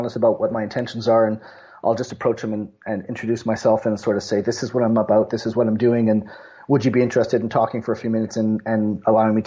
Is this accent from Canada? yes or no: yes; Montreal, Quebec, Canada; I grew up in Montreal, and shinny was just the way we lived our winters